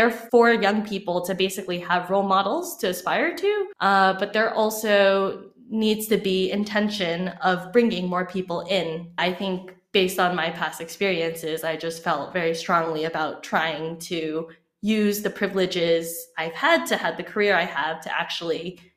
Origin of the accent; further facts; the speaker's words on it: California, United States; growing up in Silicon Valley